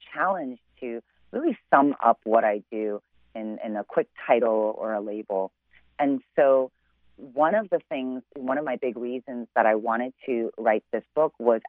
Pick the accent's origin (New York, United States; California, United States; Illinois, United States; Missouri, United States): Illinois, United States; Chicago; I'm originally born and raised in Chicago